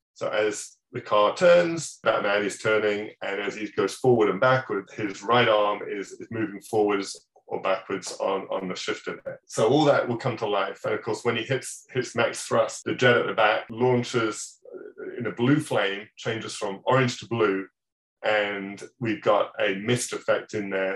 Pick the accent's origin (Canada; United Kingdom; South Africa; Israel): United Kingdom; England; moved away; back in my hometown, back in England